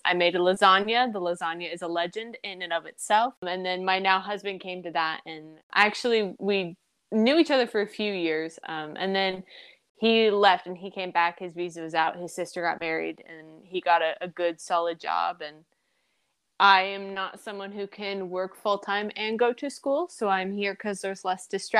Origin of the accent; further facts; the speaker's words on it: Iowa, United States; I grew up in Iowa